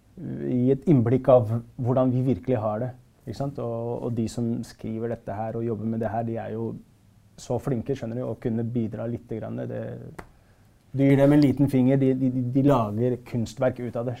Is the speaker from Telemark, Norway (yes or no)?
no; Oslo, Norway; jeg er fra Stovner